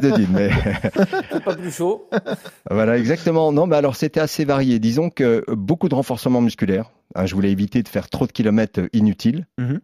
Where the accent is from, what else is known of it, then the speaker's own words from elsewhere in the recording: Lorraine, near Vittel, Grand Est, France; je viens de Lorraine, euh, de Vitel. D'accord. Juste à côté de, de Vitel